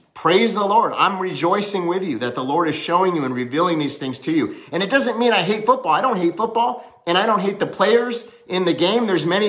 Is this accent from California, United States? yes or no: yes; Hollywood, California, United States; also born or lived in Cincinnati; I was born in Cincinnati, but I lived in Cali for most of my life. I went to high school there, I was raised up there in Hollywood